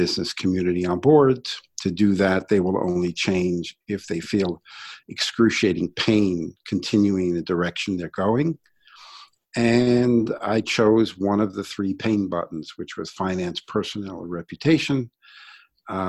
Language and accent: English; New York City, New York, United States; I grew up in Brooklyn